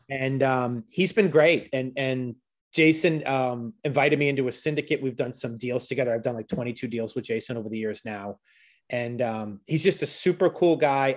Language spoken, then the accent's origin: English; Boston, Massachusetts, United States; I was from Boston.